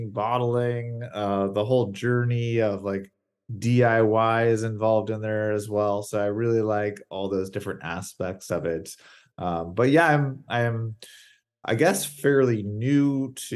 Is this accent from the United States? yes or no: yes; Seattle, Washington, United States; I hail from the Pacific Northwest, Seattle area